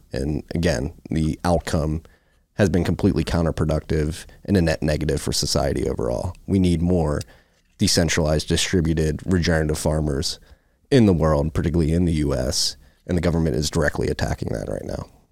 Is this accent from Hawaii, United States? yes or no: no; Philadelphia, Pennsylvania, United States; I'm growing up in Philadelphia, we had Reading Terminal in Philadelphia